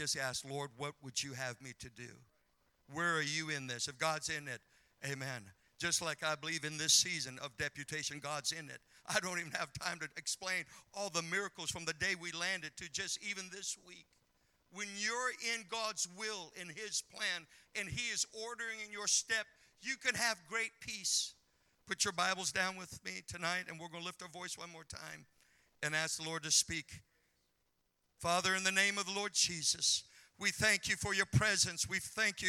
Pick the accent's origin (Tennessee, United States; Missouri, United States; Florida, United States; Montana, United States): Montana, United States; moved away; growing up in Montana